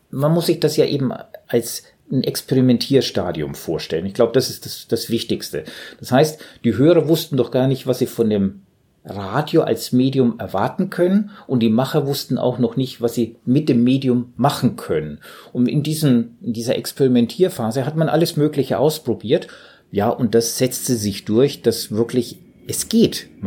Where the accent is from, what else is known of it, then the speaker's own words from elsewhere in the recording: Southern Germany, Germany; also ich als Süddeutscher kenne